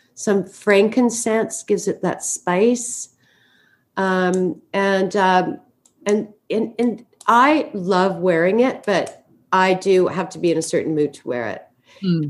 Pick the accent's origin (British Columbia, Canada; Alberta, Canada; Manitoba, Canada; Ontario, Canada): British Columbia, Canada; Vancouver; I grew up in Vancouver, Canada.